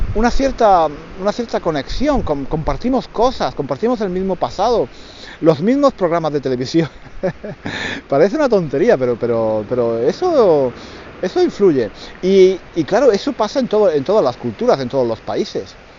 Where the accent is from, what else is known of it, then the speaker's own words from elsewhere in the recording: Granada, Andalusia, Spain; moved away as an adult; now in London, United Kingdom; nací en España, nací en el sur de España, en Granada. Soy de Granada